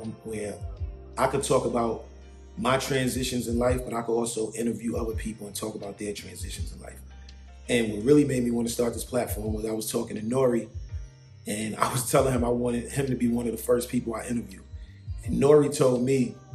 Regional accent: New York City, New York, United States; moved away as an adult; also born or lived in Miami / New Jersey; now in Los Angeles, United States; Growing up in Harlem is what made me

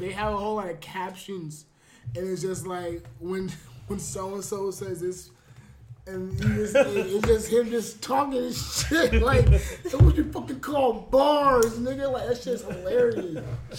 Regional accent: Southern California, United States; Shout out to SoCal. That's my hometown.

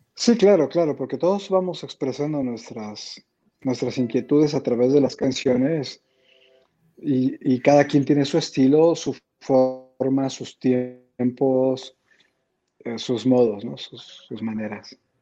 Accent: San Cristóbal de las Casas, Chiapas, Mexico; moved away; also born or lived in Tijuana; yo crecí en San Cristóbal

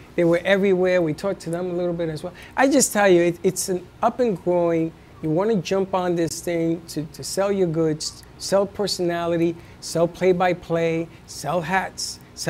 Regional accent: Spain; And I'm from Spain.

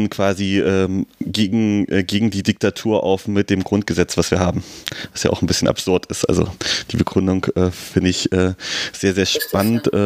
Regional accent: Berlin, Germany; Aber als Berliner weiß man nicht.

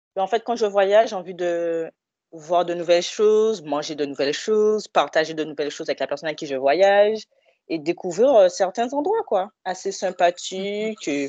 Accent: Guadeloupe; now in Villeneuve-le-Roi, France; je viens de la Guadeloupe

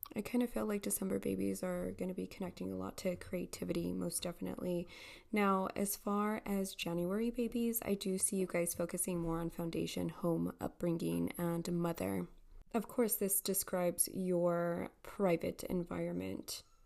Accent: El Paso, Texas, United States; here in El Paso, Texas

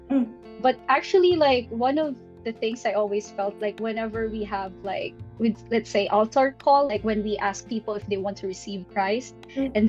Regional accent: Philippines; English is a second language; also born or lived in Ibaraki, Japan; now in Tokyo, Japan; I'm from the Philippines and um, I currently live in Tokyo. I used to live in Ibaraki as well.

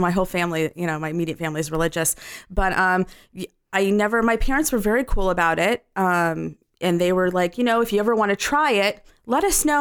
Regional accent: Los Angeles, California, United States; I'm from Los Angeles

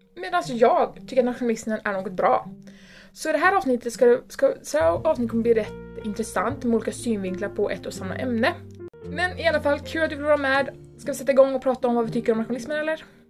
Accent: Sweden; vi älskar vårt land och att vi är svenskar

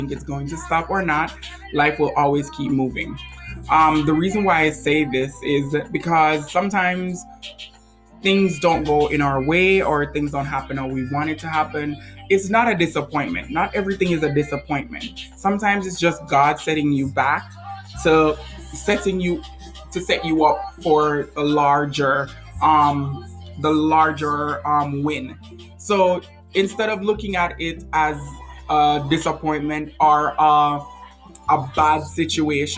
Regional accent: Jamaica; now in United States; where I'm from, because I'm from Jamaica

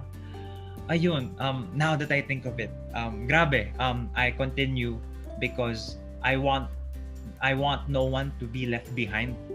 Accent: Manila, Metro Manila, Philippines; I was born and raised in Paco, Manila

